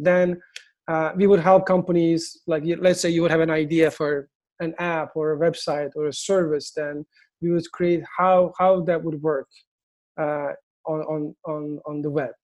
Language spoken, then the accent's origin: English; Istanbul, Turkey; English is a second language; moved away as an adult; now in United States; I'm originally from Turkey. I moved to the US in 2003